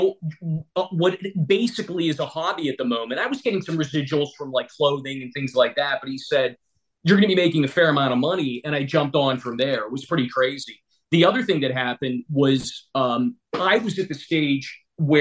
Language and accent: English; Weirton, West Virginia, United States; now in Robinson Township, United States; I grew up in Weirton, West Virginia, a steel town, 30 miles from Pittsburgh